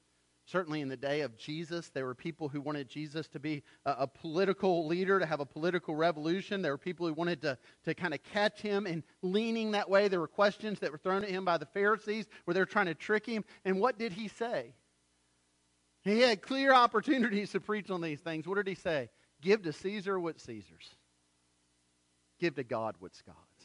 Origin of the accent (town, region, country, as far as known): United States